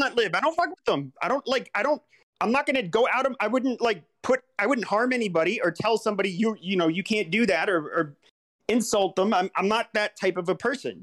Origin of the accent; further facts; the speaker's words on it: Southwest, United States; I grew up in the Southwest